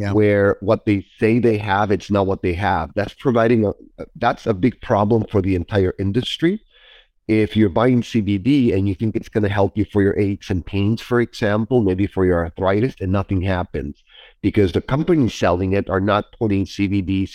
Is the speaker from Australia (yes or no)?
no; Mexico; moved away; I was born and raised in Mexico